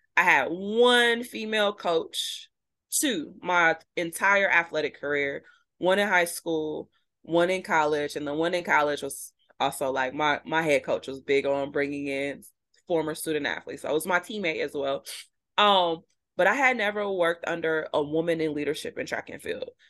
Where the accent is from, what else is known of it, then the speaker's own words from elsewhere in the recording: Midwest, United States; moved away as an adult; now in Vermont, United States; We're from the Midwest